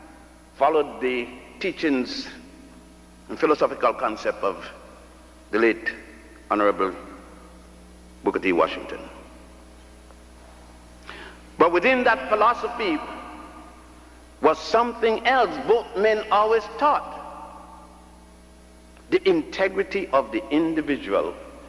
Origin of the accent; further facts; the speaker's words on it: Puerto Rico; also born or lived in Ethiopia / Virgin Islands / Cuba / Brazil; I was born in Ethiopia, grew up in Puerto Rico, and the Virgin Islands, and Cuba, and Brazil.